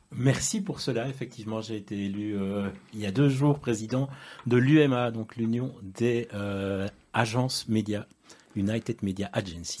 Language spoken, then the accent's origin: French; Brussels, Brussels-Capital Region, Belgium; je suis né, à mon avis, à moins de 1200 mètres d'ici, puisque je suis né euh, place Bruckmann